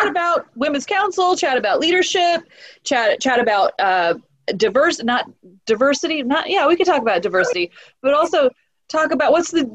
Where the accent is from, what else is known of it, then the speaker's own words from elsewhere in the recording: Orange County, California, United States; I'm from Orange County